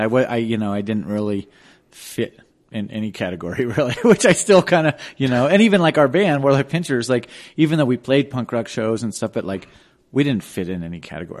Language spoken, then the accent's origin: English; Denver, Colorado, United States; also born or lived in Boulder, Colorado; I grew up on Hamden and Colorado Boulevard